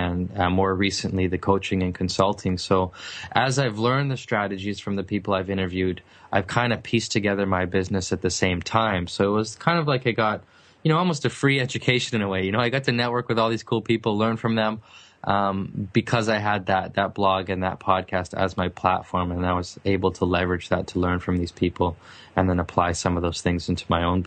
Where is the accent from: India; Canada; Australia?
Canada; Vancouver, British Columbia; I'm from British Columbia, specifically the city of Vancouver, which is a beautiful city, very expensive city as well. And I wasn't fortunate enough to grow up in the nice part of town